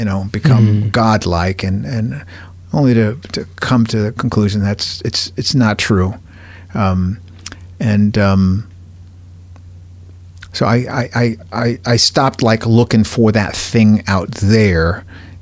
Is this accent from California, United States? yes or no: yes; Los Angeles, California, United States; I grew up in Cypress Park, and at the neighborhood on the hill right above us, Mount Washington